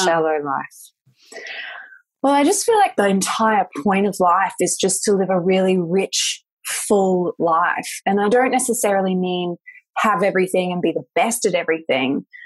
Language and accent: English; Australia; also born or lived in Sunshine Coast, Australia; I'm Australian